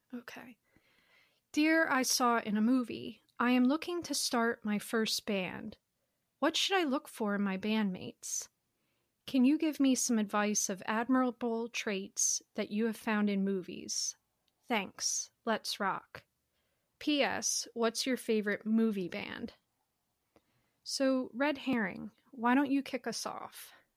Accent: United States; I'm an American

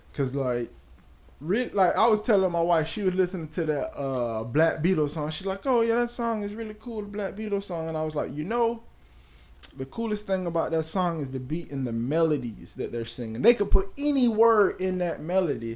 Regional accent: Bradenton, Florida, United States; I'm from Bradenton

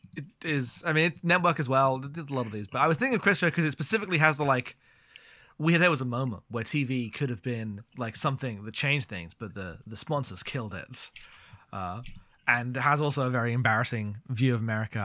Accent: United Kingdom; I'm British.

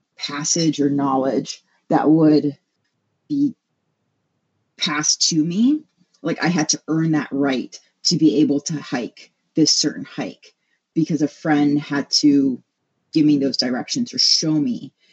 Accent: Hawaii, United States; now in Milwaukee, United States; So I was born and raised in Hawaii. And ever since coming to the mainland

